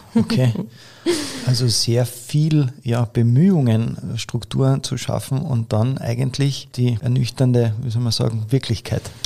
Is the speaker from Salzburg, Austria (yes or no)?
no; Carinthia, Austria; bei uns in Kärnten